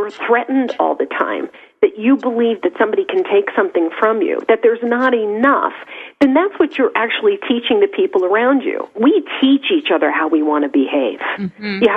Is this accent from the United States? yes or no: yes; New York, United States; I'm a New Yorker